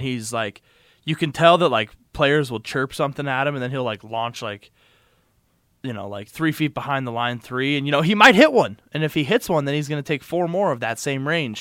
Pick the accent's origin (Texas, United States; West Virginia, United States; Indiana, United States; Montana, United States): Montana, United States; being born and raised in Montana